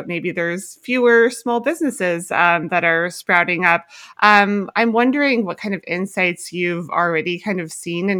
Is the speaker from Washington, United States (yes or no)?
yes; Mukilteo, Washington, United States; I grew up in Mukilteo.